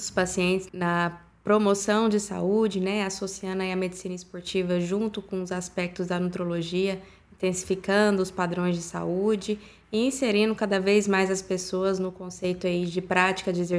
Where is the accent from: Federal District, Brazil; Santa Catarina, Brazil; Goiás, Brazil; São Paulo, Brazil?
Goiás, Brazil; Goiânia; Sou de Goiânia, Goiás.